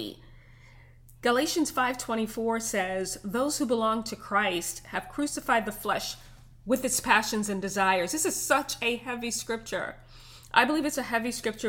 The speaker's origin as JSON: {"language": "English", "town": "New York City", "region": "New York", "country": "United States", "tie": "born or raised there", "said": "I grew up in Brooklyn, New York"}